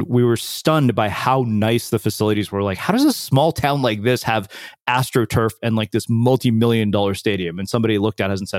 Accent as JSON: {"language": "English", "town": "College Station", "region": "Texas", "country": "United States", "tie": "born or raised there", "also_born_or_lived": "India", "said": "I grew up in College Station"}